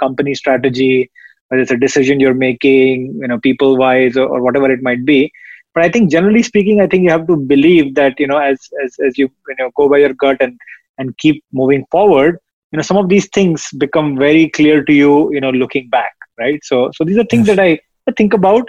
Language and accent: English; India; moved away as an adult; now in United States; I grew up in India. I spent the first 20 years of my life there.